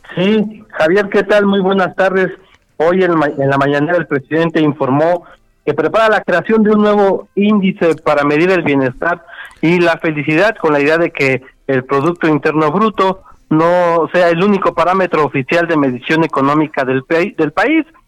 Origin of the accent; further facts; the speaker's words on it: Mexico; qué tan felices somos los mexicanos